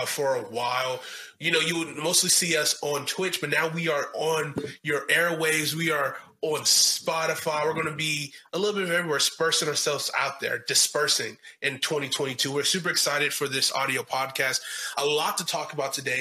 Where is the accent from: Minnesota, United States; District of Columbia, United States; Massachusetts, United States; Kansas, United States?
District of Columbia, United States; Washington; I was born in Washington, D.C.